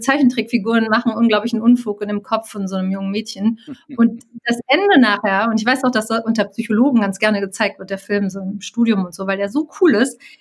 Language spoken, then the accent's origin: German; Cologne, North Rhine-Westphalia, Germany; Ich bin geborene Kölnerin